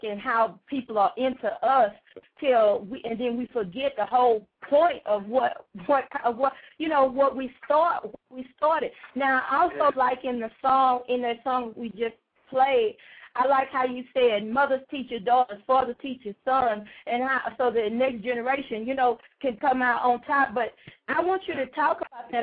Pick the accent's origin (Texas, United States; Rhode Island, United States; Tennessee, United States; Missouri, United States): Texas, United States; Houston; also born or lived in Atlanta, Texas; I come from Atlanta, Texas, but I tell them, you know, I was raised in South Park